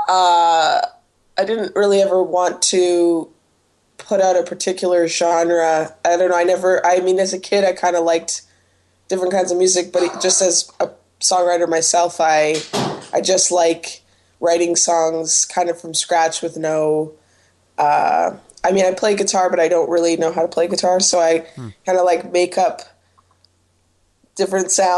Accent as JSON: {"language": "English", "town": "Toronto", "region": "Ontario", "country": "Canada", "said": "I'm actually from Toronto, or from Weston, which is, like, kind of... It's, like, below Etobicoke"}